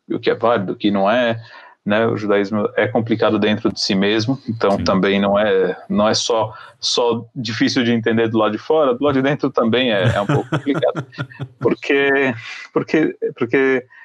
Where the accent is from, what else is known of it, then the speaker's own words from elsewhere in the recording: Israel; como eu sou, eu sou israelense, Uhum. Eu estudei em colégio judaico a vida inteira.